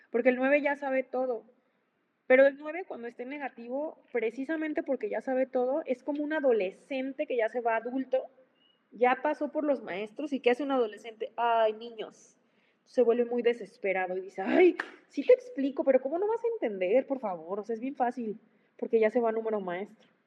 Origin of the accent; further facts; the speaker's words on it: Chihuahua, Mexico; now in Michoacán, Mexico; yo crecí, mira, yo soy eh, chihuahuense, yo, yo, bueno, vivo en Michoacán, soy, una mezcla entre Chihuahua y Michoacán.